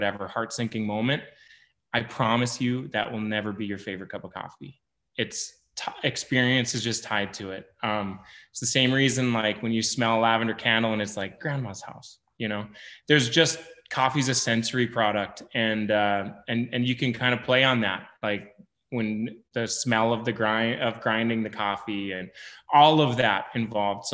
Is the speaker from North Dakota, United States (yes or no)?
yes; Lake Sakakawea, North Dakota, United States; I grew up around Lake Sakakawea Reservoir on the Missouri River